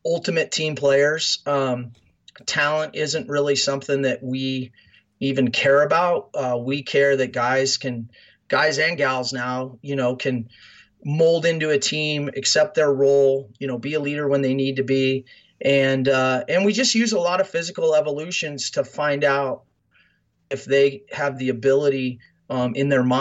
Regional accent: Fremont, Nebraska, United States; moved away as an adult; I grew up in Fremont, Nebraska, so I'm as Nebraska as it comes

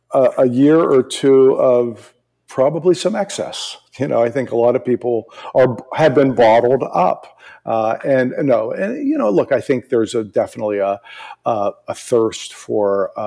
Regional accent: East Coast, United States; You know, I'm originally from the East Coast.

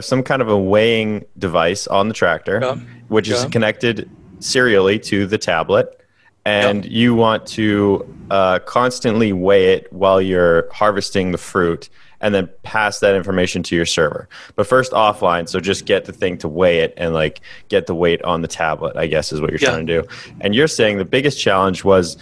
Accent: Canada; I'm Canadian and he's European

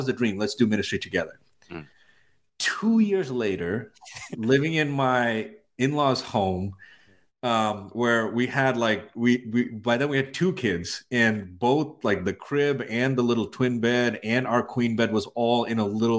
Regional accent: India; also born or lived in Middle East; now in United States; so I'm from India. I spent most of my life in the Middle East, and I moved here in 2004.

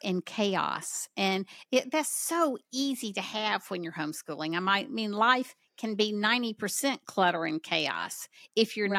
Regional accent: the South, United States; accent: southern; my southern accent

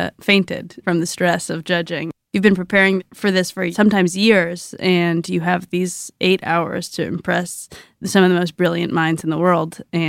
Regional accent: Wisconsin, United States; I'm from Wisconsin.

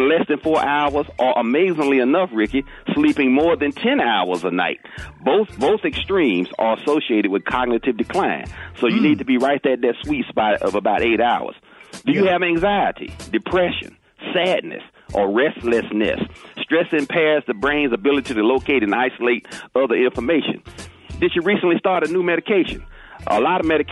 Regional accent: the South, United States; I'm from the South

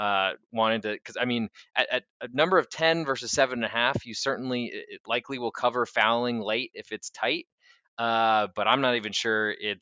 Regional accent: East Providence, Rhode Island, United States; moved away; I grew up in East Providence

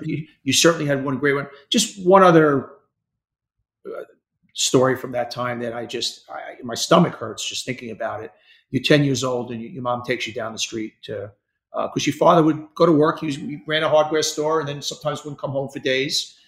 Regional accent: New York City, New York, United States; I'm from Hollis Hills.

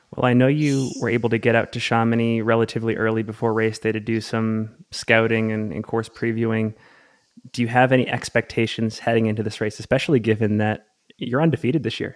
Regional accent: Salt Lake City, Utah, United States; based here in my hometown, Salt Lake City, Utah

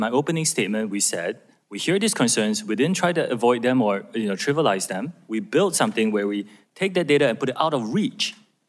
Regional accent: Singapore; I'm Singaporean.

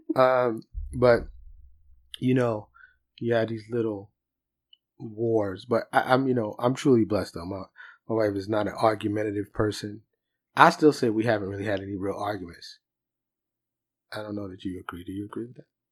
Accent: New York, United States; I'm from New York

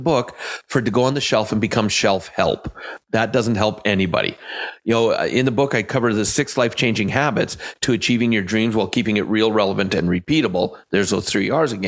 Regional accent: Canada; I am Canadian

